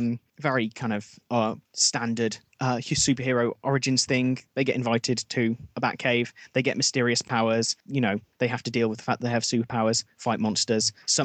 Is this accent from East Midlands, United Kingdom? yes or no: no; the Black Country, West Midlands, United Kingdom; I grew up in the Black Country. So I wanted to talk about being a Midlander.